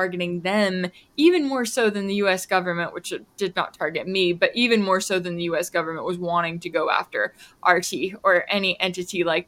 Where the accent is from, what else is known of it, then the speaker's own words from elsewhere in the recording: Texas, United States; also born or lived in Moscow, Russia; as a kid growing up in Texas